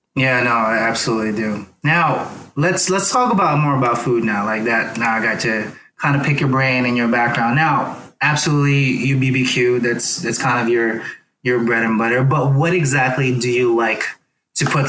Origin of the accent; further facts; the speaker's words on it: Philippines; moved away; I grew up in the Philippines where we had to hunt for some some of our food too